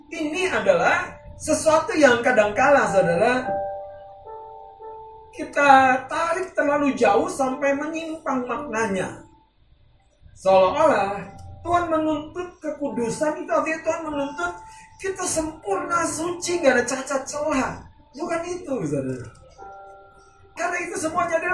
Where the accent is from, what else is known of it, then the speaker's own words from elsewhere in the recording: North Sumatra, Indonesia; Seperti kalau kita orang Batak, kita punya prinsip hormati orang tua kita, betul?